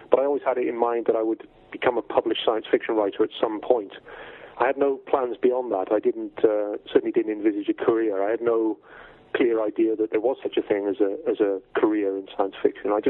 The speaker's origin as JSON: {"language": "English", "region": "South West England", "country": "United Kingdom", "tie": "born or raised there", "lives_now": "Wales", "said": "I was born in Wales originally uh, in, 1966. My family, uh, I have sort of strong Welsh roots, but my family moved down to uh, Cornwall in England when I was fairly small. So I spent my formative years in that part of the world."}